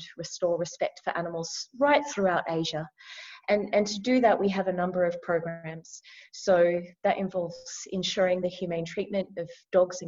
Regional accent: Australia; moved away as an adult; now in Vietnam; So actually, I'm an Aussie. I'm from down under. I'm from Australia.

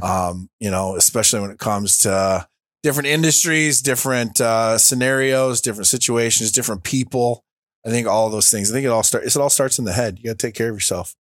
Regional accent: Linden, United States; came back to my hometown, uh, of Linden

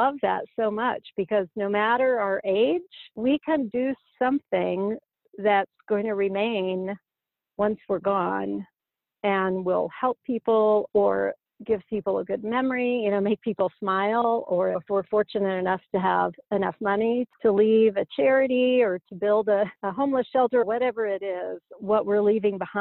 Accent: Indiana, United States; my home state of Indiana

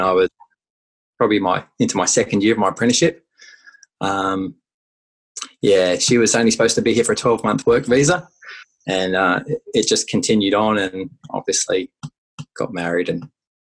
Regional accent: Warwick, Queensland, Australia; also born or lived in Brisbane / Gold Coast; So I grew up just outside Warwick on a farm, and primary school, moved to Brisbane for high school.

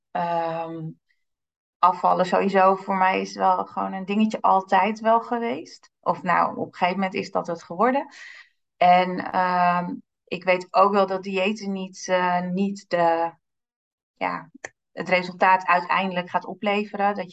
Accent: Amsterdam, North Holland, Netherlands; now in Diemen, Netherlands; Ik eh, ben geboren en getogen in Amsterdam. Ik woon in Diemen. Ik ben net 41 jaar geworden.

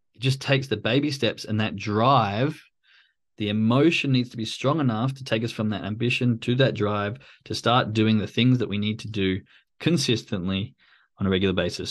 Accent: Australia; I'm from Australia, so it's a very common thing for us to go hang out at the pub most of the weekend

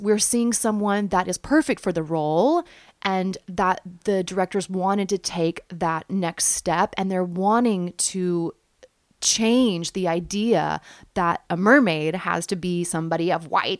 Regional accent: Oklahoma, United States; And I'm from Oklahoma

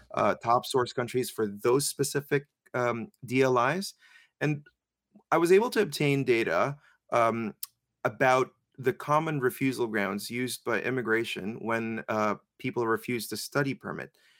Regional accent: Philippines; I'm Filipino

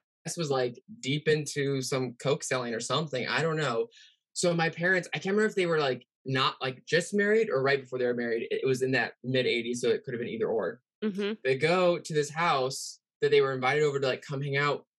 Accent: Pacific Northwest, United States; I'm also from the Pacific Northwest, which is a serial killer hub

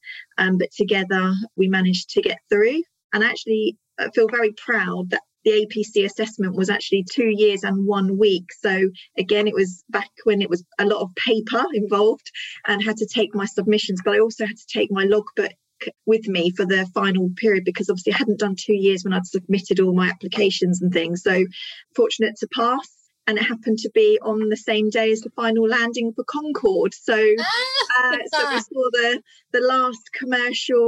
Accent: Isle of Wight, South East England, United Kingdom; I was born and raised on the Isle of Wight

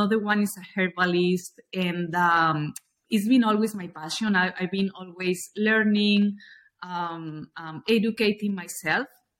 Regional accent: Spain; moved away as an adult; also born or lived in New York; now in Miami, United States; I'm originally from Spain

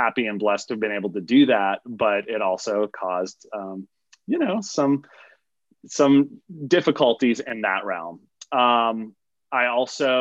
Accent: Midwest, United States; moved away as an adult; also born or lived in Montana; now in Los Angeles, United States; I'm from the Midwest, but I live out in Los Angeles now.

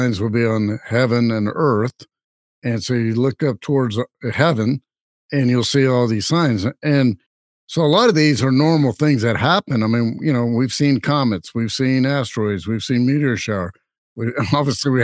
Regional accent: Louisiana, United States; I'm from Louisiana

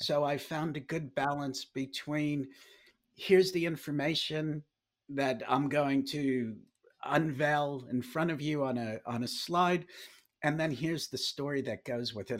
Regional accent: New York City, New York, United States; moved away as an adult; also born or lived in Dallas; now in Wellington, New Zealand; I grew up in New York City

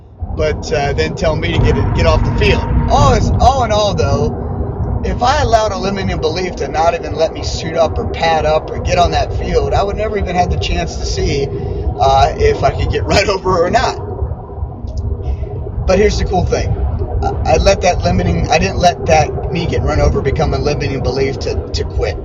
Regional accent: West Mifflin, Pennsylvania, United States; West Mifflin, which is my hometown outside of Pittsburgh

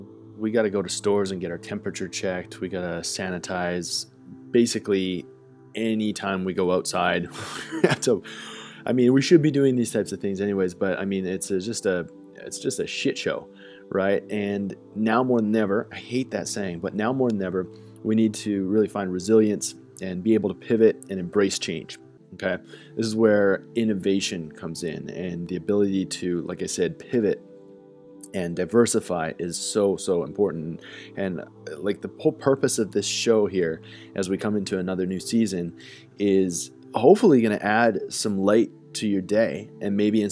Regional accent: Calgary, Alberta, Canada; It's like a post-punk, politically fueled little project from Calgary, Alberta, my hometown.

